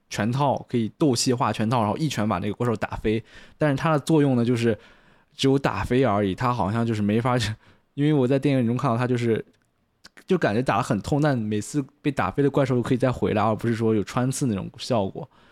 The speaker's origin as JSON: {"language": "Chinese", "country": "China", "said": "我是中国人的原因，I M Chinese"}